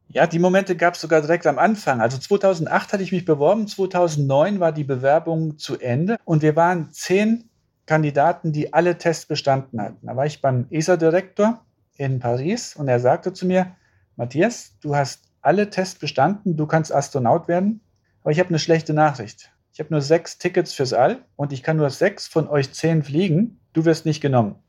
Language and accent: German; Saarland, Germany; ich bin ja im Saarland groß geworden